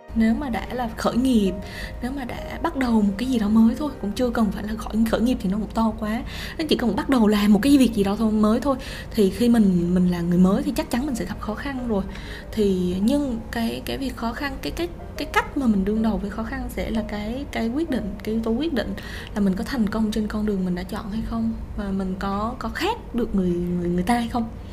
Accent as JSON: {"language": "Vietnamese", "country": "Vietnam", "also_born_or_lived": "Japan", "moved": "as an adult"}